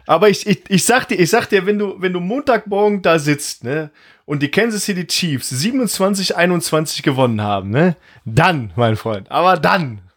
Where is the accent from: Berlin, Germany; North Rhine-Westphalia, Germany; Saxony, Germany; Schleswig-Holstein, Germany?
North Rhine-Westphalia, Germany; Mönchengladbach; ich bin geboren in Mönchengladbach